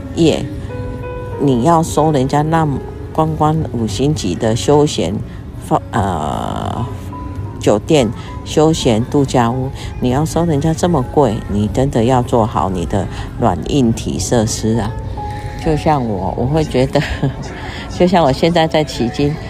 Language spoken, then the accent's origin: Chinese; Taiwan; 我们台湾人呢，跟外国人的不一样